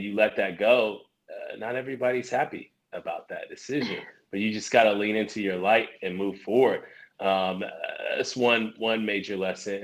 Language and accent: English; Columbus, Ohio, United States; also born or lived in Dayton, Ohio / Atlanta; So I was born in Dayton, Ohio. But I grew up here in Columbus